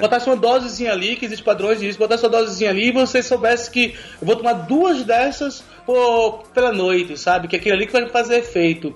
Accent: Maceió, Alagoas, Brazil; Eu sou de Maceió, sou de Alagoas, né? E eu estava no colégio do ensino médio lá

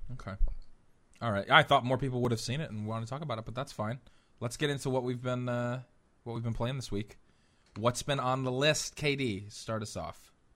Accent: Philadelphia, Pennsylvania, United States; Philly, um, native

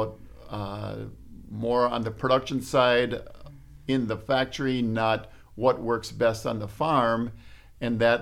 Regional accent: Pulaski, Wisconsin, United States; I'm from Pulaski, Wisconsin

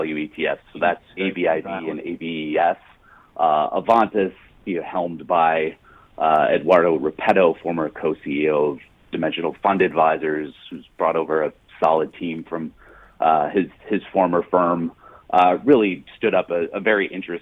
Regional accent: Chicago, Illinois, United States; where I come from, the city of Chicago

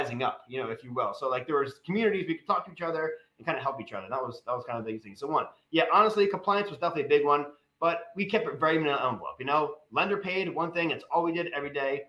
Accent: Westchester, New York, United States; moved away as an adult; also born or lived in North Jersey; now in Pittsburgh, United States; I grew up in Westchester. I was in North Jersey

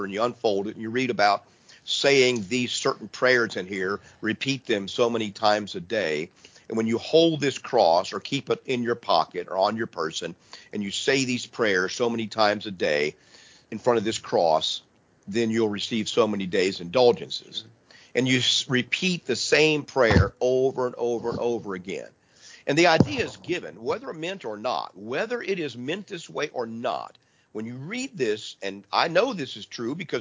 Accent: Midwest, United States; I'm from the Midwest

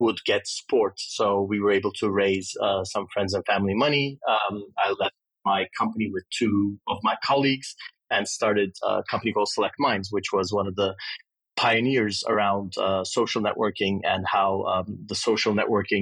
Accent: Istanbul, Turkey; moved away as an adult; also born or lived in Austin, Texas, United States; Istanbul was a great place to grow up when I was young. I'm 51, so I grew up in Turkey in the 70s and 80s, and then left after high school to go to university in the U.S.

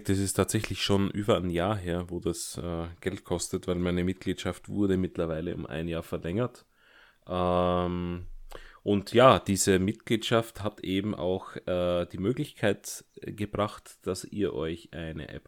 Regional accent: Germany; born there; Ich bin tatsächlich gebürtiger Deutscher.

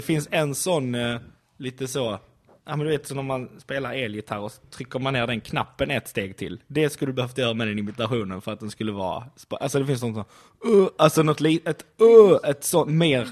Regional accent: Skåne, Sweden

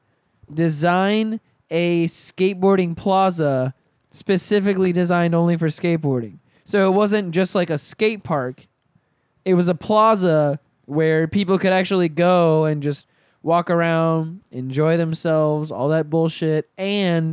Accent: Pensacola, Florida, United States; my hometown, Pensacola

